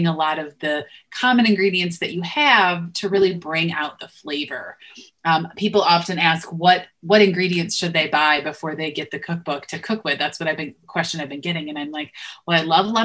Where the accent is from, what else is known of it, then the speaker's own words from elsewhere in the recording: Western New York, United States; I grew up in Western New York, so buffalo wings were a huge, you know, a pretty regular thing